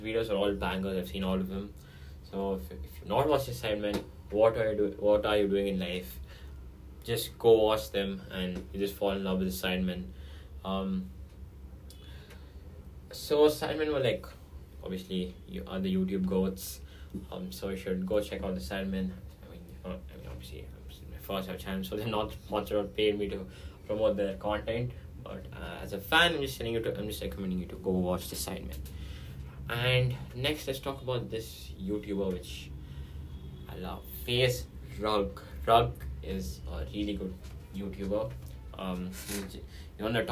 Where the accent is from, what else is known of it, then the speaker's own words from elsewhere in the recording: India; I'm Indian